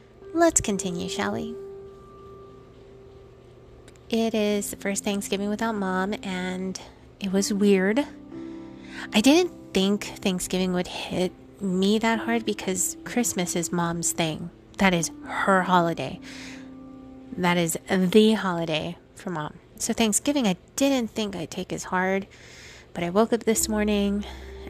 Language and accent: English; Guam; moved away; I can remember growing up on Guam